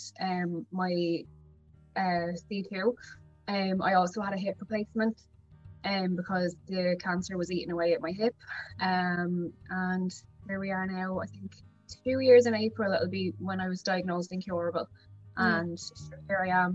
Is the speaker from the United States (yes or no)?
no; Wexford, Leinster, Ireland; I'm from Wexford